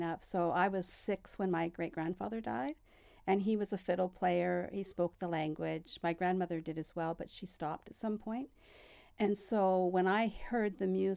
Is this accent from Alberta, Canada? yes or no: no; Winnipeg, Manitoba, Canada; moved away; also born or lived in Portage la Prairie; I'm from Winnipeg as well, born in Portage, the Prairie